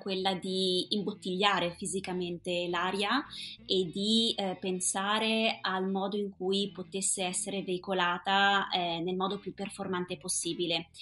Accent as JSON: {"language": "Italian", "town": "Auronzo di Cadore", "region": "Veneto", "country": "Italy", "tie": "born or raised there", "also_born_or_lived": "Dublin", "said": "sono originaria di Auronzo di Cadore e vivo da sempre sulle rive del lago di Misurina"}